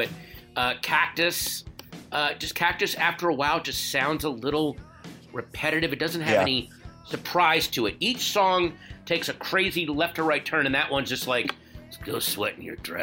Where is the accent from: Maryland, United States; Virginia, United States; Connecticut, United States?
Virginia, United States; Northern; I grew up in Northern Virginia